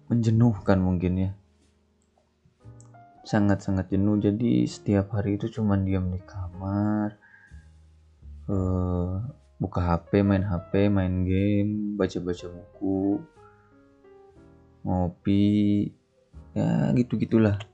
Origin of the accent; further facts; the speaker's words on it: Sumedang, West Java, Indonesia; yang gua tahu itu di kota Sumedang aja jadi kota gua aja tiga bab itu sampai dua juta setengah